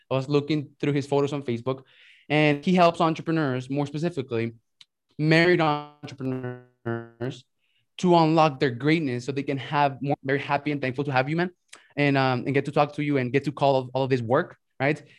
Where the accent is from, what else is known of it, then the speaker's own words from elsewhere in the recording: Mexico; also born or lived in United States; So I'm from Mexico and right. I lived in Mexico but went to school in the US.